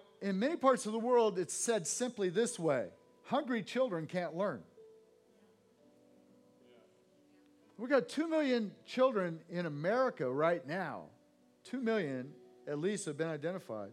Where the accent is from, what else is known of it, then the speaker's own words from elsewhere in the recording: Santa Cruz, California, United States; I grew up in Santa Cruz, California, on the coast